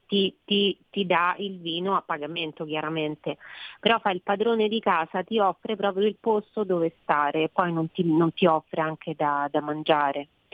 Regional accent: Rome, Lazio, Italy; io sono romana

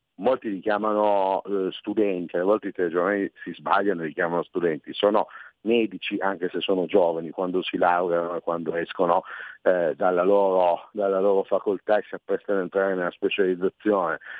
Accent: Piedmont, Italy; io sono piemontese

